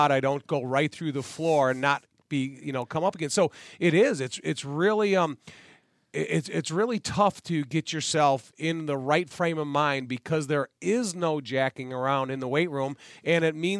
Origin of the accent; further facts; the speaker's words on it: Joliet, Illinois, United States; Francis Rudiger, who I was raised with in Joliet